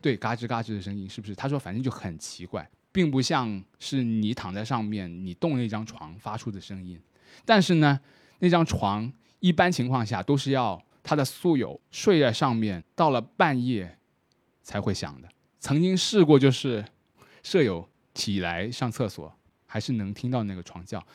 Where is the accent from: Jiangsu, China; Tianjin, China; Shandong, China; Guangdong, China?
Guangdong, China; Shenzhen; 以我作为一个深圳人来说